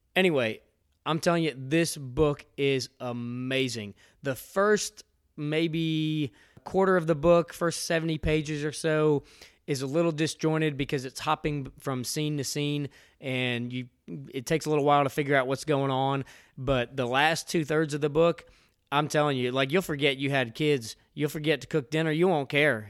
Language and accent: English; outside of Philadelphia, Pennsylvania, United States; now in Georgia, United States; I grew up outside of Philadelphia. I'm from the Northeast.